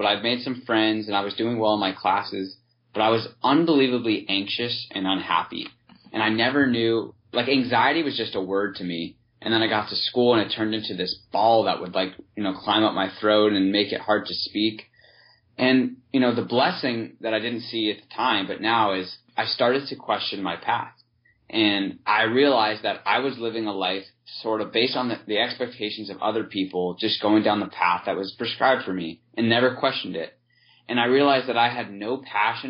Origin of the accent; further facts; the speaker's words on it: San Diego, California, United States; moved away as an adult; also born or lived in Ohio; I grew up in San Diego